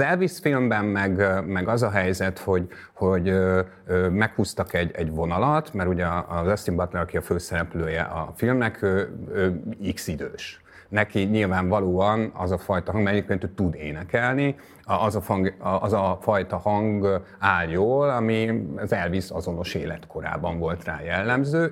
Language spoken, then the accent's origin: Hungarian; Hungary; now in Budapest, Hungary; én falusi gyerek vagyok